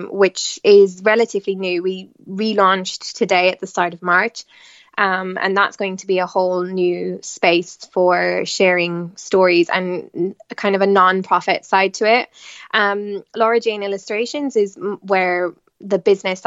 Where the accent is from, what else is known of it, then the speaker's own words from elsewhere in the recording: Tipperary, Munster, Ireland; moved away as an adult; also born or lived in Limerick / London / Milan; now in Italy; I am Irish as well. I was born and raised in Tipperary